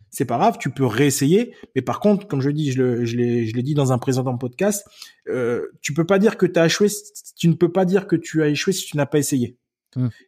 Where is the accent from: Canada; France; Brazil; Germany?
Germany; j'habitais en Allemagne et j'étais, euh, j'ai grandi en Allemagne et la, la, ville française où j'étais la plus proche, c'était Forbach, Metz, tout ça.